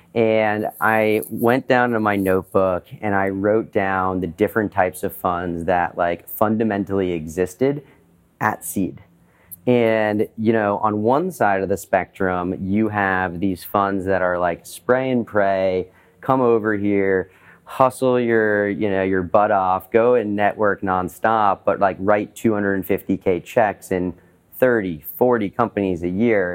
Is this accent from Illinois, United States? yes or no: no; Boston, Massachusetts, United States; I'm from Boston originally, and I grew up in a family of entrepreneurs